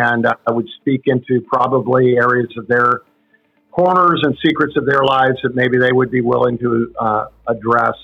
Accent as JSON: {"language": "English", "country": "Canada", "said": "I'm from Canada"}